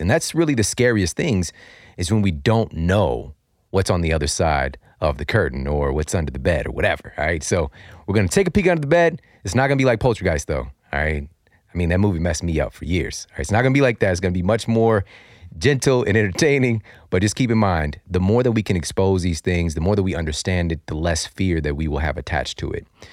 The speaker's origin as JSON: {"language": "English", "town": "St. Louis", "region": "Missouri", "country": "United States", "tie": "born or raised there", "said": "my hometown of Saint Louis"}